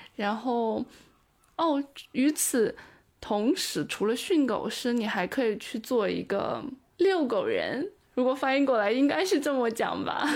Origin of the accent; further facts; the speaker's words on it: Taiyuan, Shanxi, China; moved away as an adult; now in Edinburgh, United Kingdom; 我是山西太原人。北方人，中原